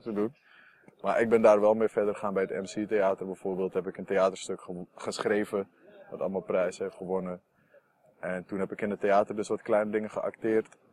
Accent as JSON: {"language": "Dutch", "town": "Amsterdam", "region": "North Holland", "country": "Netherlands", "said": "Ik kom uit Noord, daar heb je niet heel veel cultuur"}